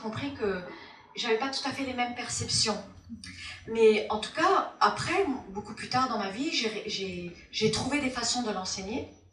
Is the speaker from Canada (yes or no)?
no; Formentera, Balearic Islands, Spain; moved away; also born or lived in United States / France; Je suis née aux États-Unis et euh, j'étais élevée, en, quand j'étais petite, on est venu euh, en Europe, j'étais élevée dans une île, de la Formentera, dans les Baléares, entre Formentera et, la France